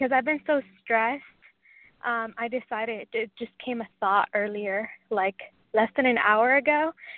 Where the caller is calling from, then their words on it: Washington, United States; From Washington.